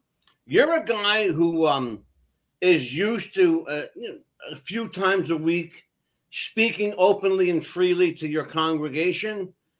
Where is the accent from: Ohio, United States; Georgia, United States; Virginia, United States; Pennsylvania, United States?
Pennsylvania, United States; Philadelphia; I'm from Philly. You know, that's how we talk.